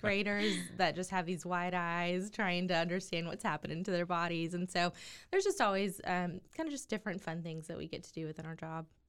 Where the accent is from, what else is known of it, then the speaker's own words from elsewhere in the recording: Waco, Texas, United States; born and raised in Waco, Texas